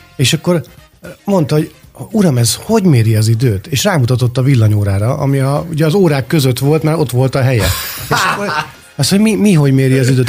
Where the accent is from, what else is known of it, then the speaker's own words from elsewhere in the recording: Budapest, Hungary; Békás megyeren, ahol felnőttem